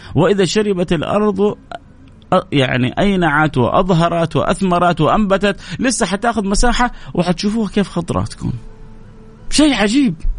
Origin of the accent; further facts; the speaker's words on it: Saudi Arabia; عندنا في السعودية